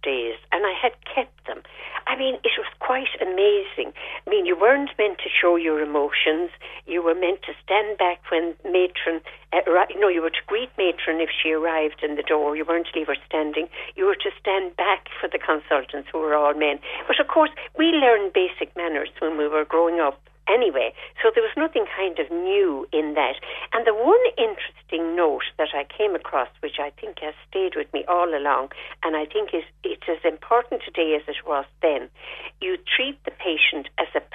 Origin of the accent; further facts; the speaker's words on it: Fethard, Tipperary, Ireland; moved away; also born or lived in Dublin; I grew up in Feathert, and we grew up in a big estate